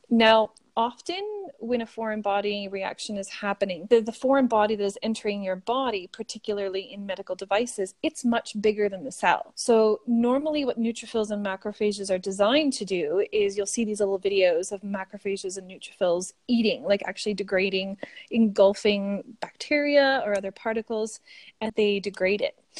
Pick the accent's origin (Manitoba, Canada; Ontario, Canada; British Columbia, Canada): Ontario, Canada; Sudbury; accent: Canadian; moved away as an adult; now in Australia; my hometown in Sudbury at Laurentian University